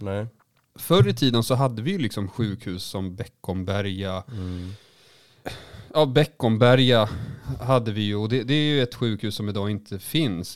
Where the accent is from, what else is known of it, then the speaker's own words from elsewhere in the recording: Västervik, Kalmar County, Sweden; moved away; när jag var liten i Västervik